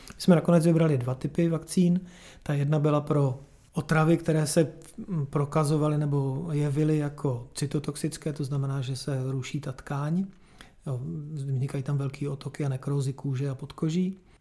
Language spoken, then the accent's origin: Czech; Czechia; u nás v Čechách